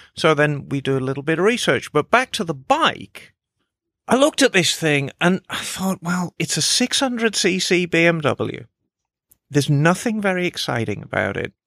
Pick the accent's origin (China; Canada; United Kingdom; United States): United Kingdom; Birmingham, West Midlands; moved away; I was raised in Birmingham